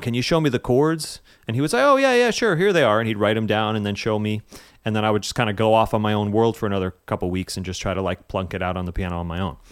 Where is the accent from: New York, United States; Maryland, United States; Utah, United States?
New York, United States; West Harrison; I am originally from a small place called West Harrison, New York. up in Westchester County